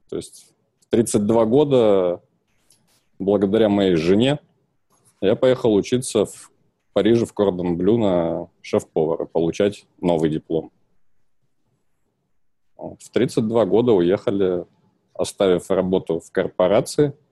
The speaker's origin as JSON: {"language": "Russian", "town": "Krasnoyarsk", "region": "Krasnoyarsk Krai", "country": "Russia", "said": "Я сам из Красноярска."}